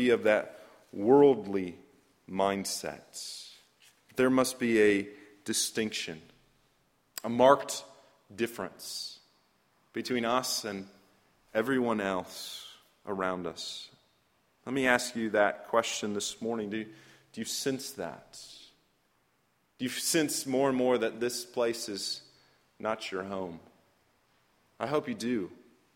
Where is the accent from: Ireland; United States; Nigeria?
United States; Fresno, California; I grew up in Fresno, California